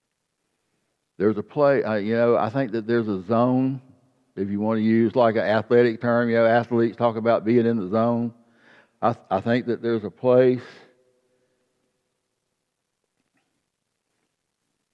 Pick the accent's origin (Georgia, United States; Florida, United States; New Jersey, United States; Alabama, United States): Georgia, United States; South; I grew up in South Georgia in a farming community